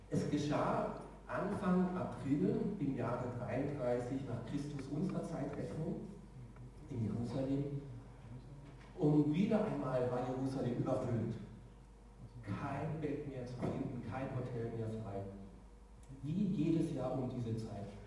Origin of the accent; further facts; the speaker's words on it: Karlsruhe, Baden-Württemberg, Germany; In meiner Heimat in Karlsruhe wird nicht der 10. Oktober gefeiert, weil es für die dort keine Bedeutung hat.